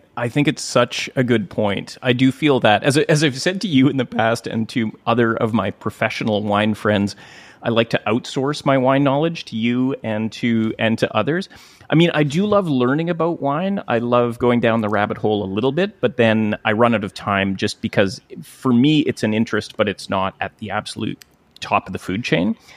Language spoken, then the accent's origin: English; Gibsons, British Columbia, Canada; I've just joined recently a little pipe band here in my hometown of Gibson's